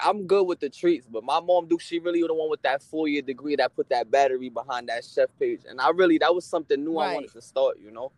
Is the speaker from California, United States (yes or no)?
no; New York City, New York, United States; I'm from Dykman